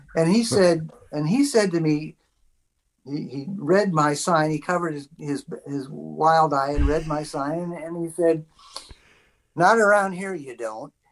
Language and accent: English; Coshocton, Ohio, United States; now in Canada; I grew up in Coshocton, Ohio